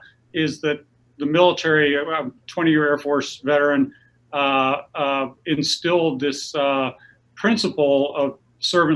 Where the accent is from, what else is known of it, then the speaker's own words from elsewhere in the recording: Clearwater, Florida, United States; moved away as an adult; also born or lived in Denver, Colorado; I grew up in Clearwater